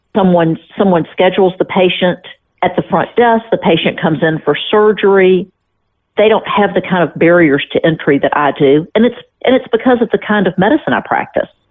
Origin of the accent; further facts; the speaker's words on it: Memphis, Tennessee, United States; I'm from Memphis